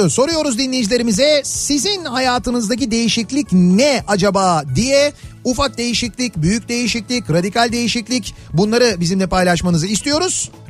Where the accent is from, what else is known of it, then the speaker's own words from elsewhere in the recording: Istanbul, Turkey; Bak biz kaç yıldır geziyoruz. Ben doğma büyüme buralıyım. Hala bitirmiş değilim İstanbul'u.